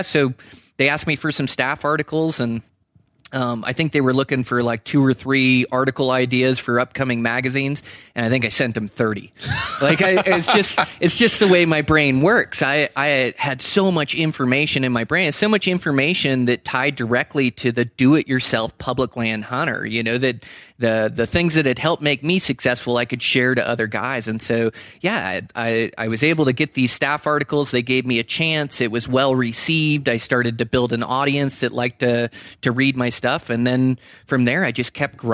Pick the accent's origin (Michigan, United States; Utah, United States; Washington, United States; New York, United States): Washington, United States; Western; I grew up in Western Washington, so the Pacific Northwest